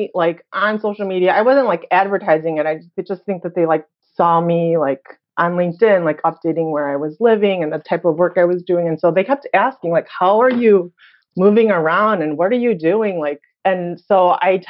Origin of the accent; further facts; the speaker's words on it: Chicago, Illinois, United States; moved away as an adult; also born or lived in Korea / Hawaii; I was born and raised in Chicago